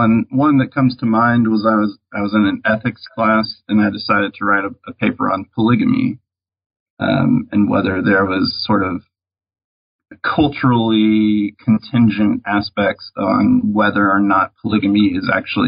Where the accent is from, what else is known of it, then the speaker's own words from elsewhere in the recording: Atlanta, Georgia, United States; also born or lived in Texas; Obviously, I didn't encounter many Mormons growing up near Atlanta.